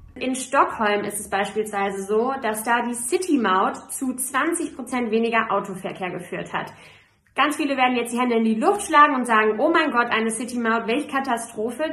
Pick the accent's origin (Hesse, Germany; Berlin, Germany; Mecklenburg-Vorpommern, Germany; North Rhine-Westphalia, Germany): Hesse, Germany; Frankfurt; als Frankfurterin